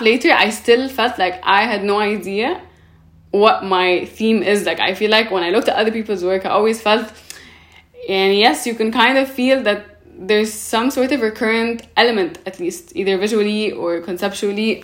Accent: Cairo, Cairo Governorate, Egypt; born or raised there; also born or lived in Paris

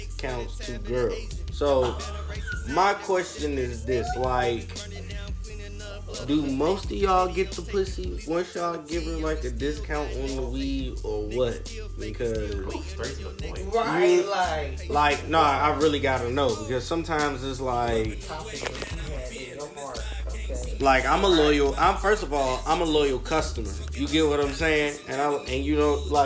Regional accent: Tarboro, North Carolina, United States; moved away; I'm originally from Tarboro, North Carolina

